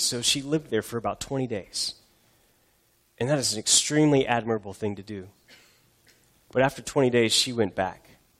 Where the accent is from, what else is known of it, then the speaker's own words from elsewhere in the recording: United States; as Americans, as American Christians